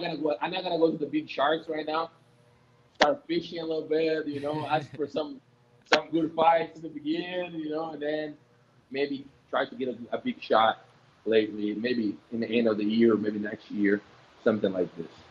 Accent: Bahia, Brazil; English is a second language; now in Rio de Janeiro, Brazil; I'm from Bahia. I, am from Bahia

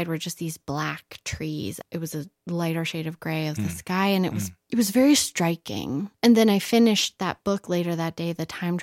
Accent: Reno, Nevada, United States; also born or lived in Los Angeles; now in New Mexico, United States; I'm from Reno, Nevada

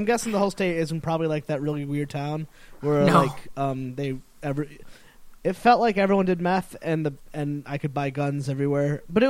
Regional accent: Connecticut, United States; I grew up in Connecticut.

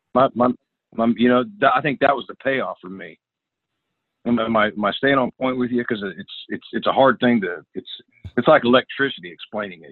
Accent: Northern California, United States; moved away as an adult; also born or lived in Los Angeles / Nashville; I'm from Northern California.

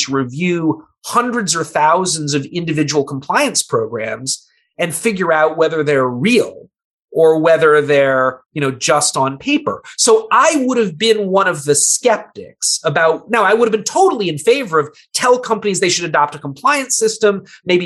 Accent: United States; As an American

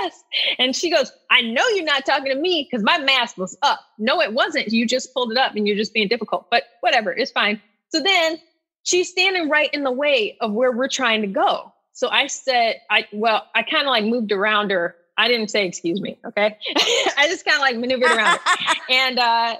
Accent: Inkster, Michigan, United States; moved away; also born or lived in Miami; I grew up in Inkster, Michigan

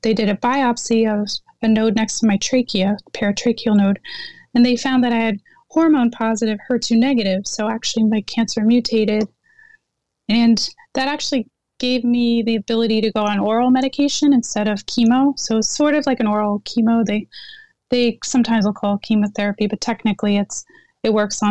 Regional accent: Netherlands; moved away; I was born in Holland

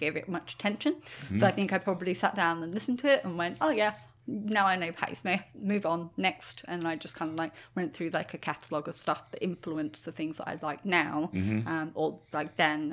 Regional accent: United Kingdom; I'm British

